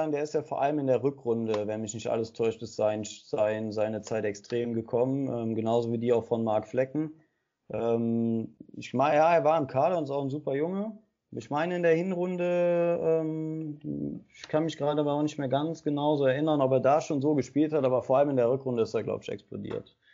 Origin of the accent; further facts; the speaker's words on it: Aachen, North Rhine-Westphalia, Germany; für mich war aber klar, ich bin Aachener, ich gehörte dazu, ich bin mit abgestiegen